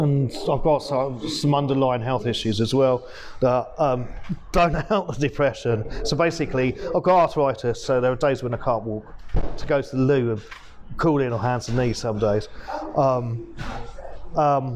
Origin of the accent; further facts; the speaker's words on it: Canterbury, South East England, United Kingdom; now in Thanet, United Kingdom; I was brought up in Canterbury, although I went to school down here, I've considered Canterbury to be home.